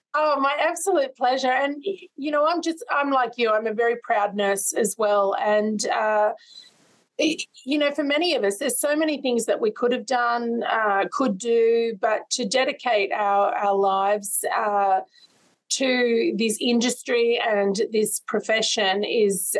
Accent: Sydney, New South Wales, Australia; I grew up in Sydney's West

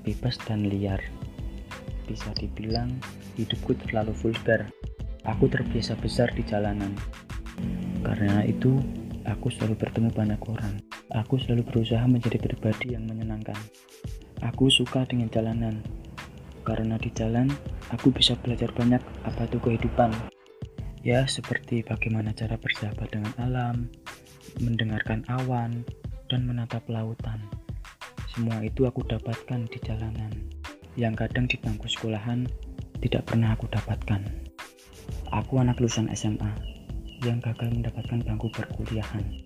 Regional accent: Magelang, Central Java, Indonesia; Aku lahir di Magelang

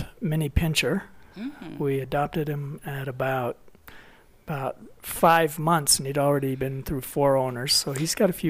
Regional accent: Alberta, Canada; also born or lived in South Reno; now in Reno, United States; I'm originally from Alberta, Canada

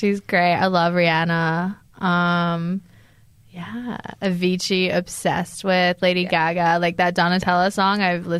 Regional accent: Glasgow, Scotland, United Kingdom; also born or lived in United States / England; I'm from Glasgow, Scotland. So I grew up in Glasgow, Scotland, but I have lived in the US and England and here. So the accent is very muffled, but I identify as Scottish.

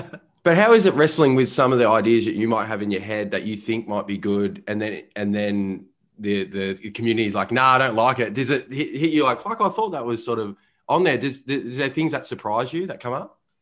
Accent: Melbourne, Victoria, Australia; growing up in Melbourne, Australia.

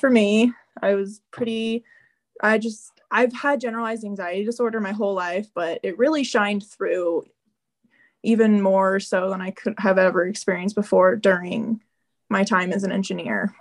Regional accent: Southern Illinois, United States; I grew up in Southern Illinois

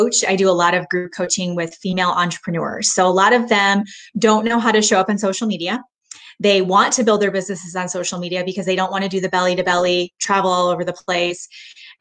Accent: Michigan, United States; now in Texas, United States; I grew up in Michigan

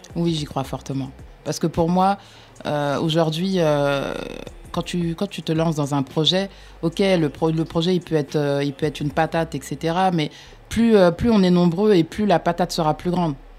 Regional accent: France; je suis née, j'ai grandi en France

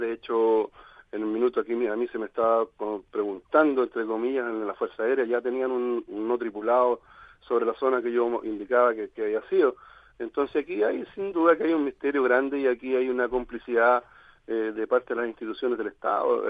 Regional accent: Chile; yo soy hincha del Colo Colo, como somos con la mayoría de los chilenos acá

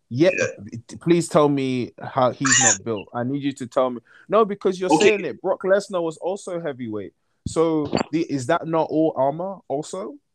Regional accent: United Kingdom; I'm British. Like, do I not sound British to people?

